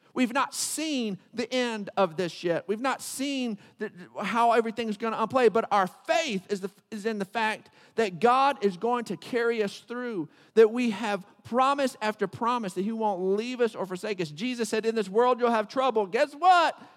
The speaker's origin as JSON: {"language": "English", "town": "Odessa", "region": "Texas", "country": "United States", "tie": "born or raised there", "said": "I grew up in Odessa"}